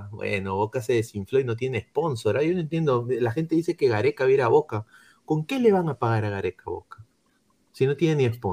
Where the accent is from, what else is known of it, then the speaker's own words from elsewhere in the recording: Peru; quitan la voluntad de apoyarlos como peruanos que somos en serio.